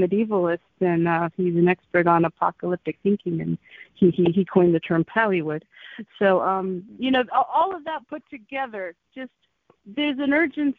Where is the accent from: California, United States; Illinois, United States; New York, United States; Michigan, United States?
Michigan, United States; Michigan, where I'm from.